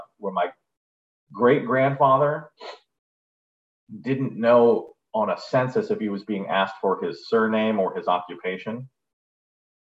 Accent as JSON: {"language": "English", "town": "San Diego", "region": "California", "country": "United States", "tie": "born or raised there", "also_born_or_lived": "Indiana", "said": "I'm from here. I'm from here. It's like a Mission Bay"}